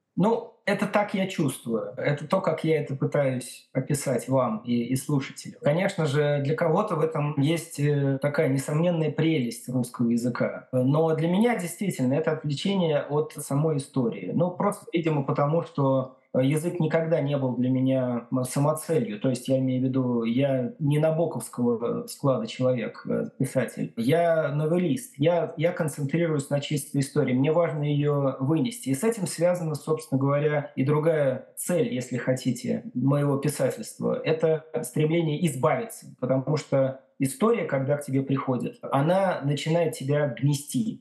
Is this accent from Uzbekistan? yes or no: yes; Tashkent, Uzbekistan; moved away as an adult; also born or lived in Belgium / Moscow, Russia; now in Bath, United Kingdom; я сам из Ташкента, я переехал в Бельгию в начале 2000 2000-х годов